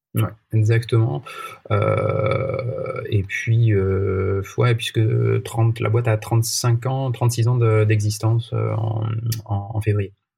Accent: Marseille, Provence-Alpes-Côte d'Azur, France; je suis né à Marseille, donc voilà, j'ai évidemment toujours suivi l'OM

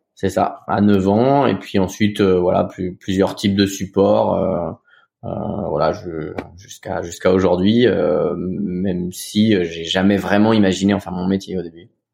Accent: Cancale, Brittany, France; also born or lived in Saint-Malo; moi je suis originaire de Cancale. Alors je suis né à Saint-Malo, originaire de Cancale, Bretagne

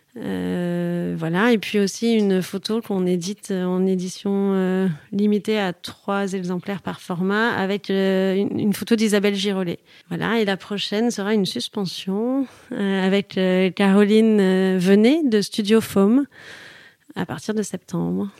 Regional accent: Toulouse, Occitania, France; moved away; also born or lived in Paris / Marseille; je suis toulousaine

